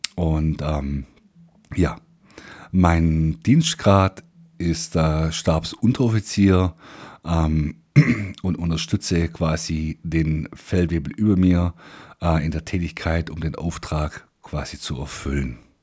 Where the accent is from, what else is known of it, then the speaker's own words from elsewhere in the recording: Swabia, Germany; accent: Swabian; Ich bin Schwabe.